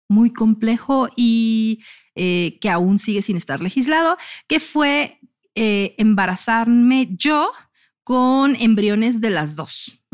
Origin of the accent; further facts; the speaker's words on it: Monterrey, Nuevo León, Mexico; regia. O sea, yo soy de Monterrey.